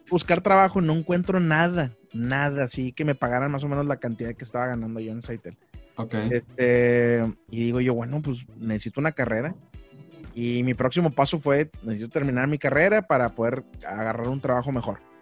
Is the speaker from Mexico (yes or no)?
yes; Monterrey, Nuevo León, Mexico; moved away as an adult; now in Ciudad Mante, Mexico; soy de Monterrey, nací en Monterrey, pero me considero eh, potosino, huasteco, porque mis papás son de allá de, de la Huasteca Potosina